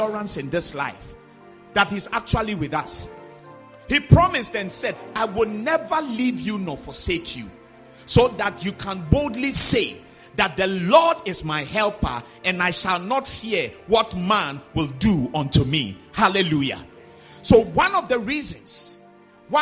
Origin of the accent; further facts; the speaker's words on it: Volta, Ghana; those of us who come from the Volta region, we come from Greece